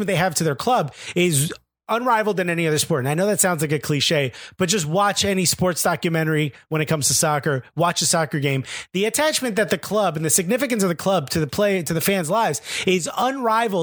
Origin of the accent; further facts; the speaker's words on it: Newark, New Jersey, United States; Growing up in a city like Newark